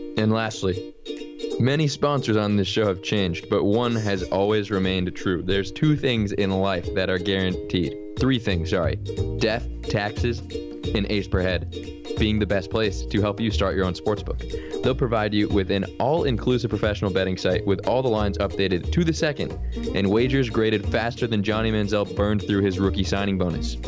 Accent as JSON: {"language": "English", "country": "United States", "said": "I'm from America"}